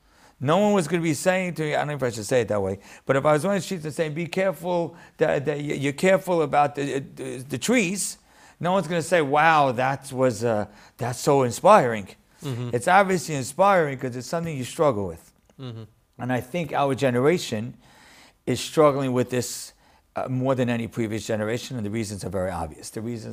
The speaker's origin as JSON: {"language": "English", "town": "Deal", "region": "New Jersey", "country": "United States", "tie": "born or raised there", "also_born_or_lived": "Lakewood, New Jersey", "said": "Well, I grew up in Deal"}